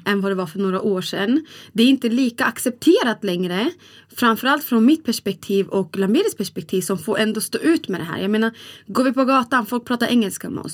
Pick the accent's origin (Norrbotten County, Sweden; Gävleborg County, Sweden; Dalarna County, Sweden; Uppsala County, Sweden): Dalarna County, Sweden; Borlänge; Vi växte upp i så här, typ i Borlänge. Mm. Och då växte vi upp i ett ställe som heter Kvarnsveden.